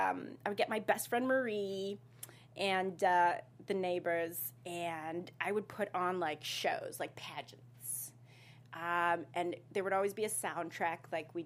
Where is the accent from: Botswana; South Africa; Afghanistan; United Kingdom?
South Africa; KwaZulu-Natal; growing up in South Africa